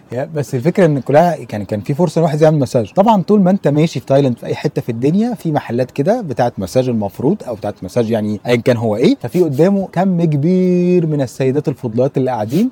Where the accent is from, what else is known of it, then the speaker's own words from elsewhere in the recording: Egypt; واحنا كناس مصريين